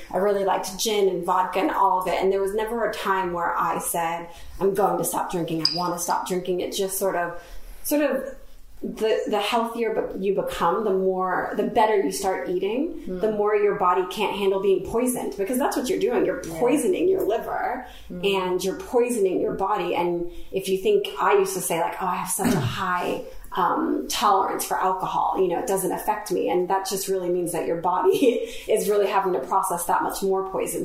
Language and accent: English; Florida, United States; moved away as an adult; now in London, United Kingdom; I'm from Florida, and I was living in Florida